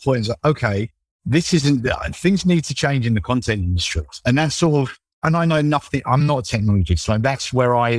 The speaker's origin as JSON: {"language": "English", "region": "London", "country": "United Kingdom", "tie": "born or raised there", "said": "when I'm like 10, 11 years old, growing up in London"}